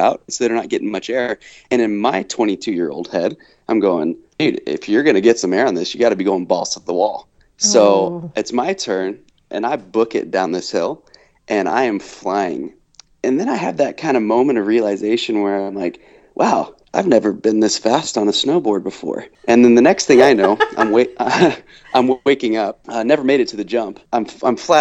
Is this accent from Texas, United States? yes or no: yes; Dallas, Texas, United States; moved away; also born or lived in Boise, Idaho; I'm from Texas. I'm from Dallas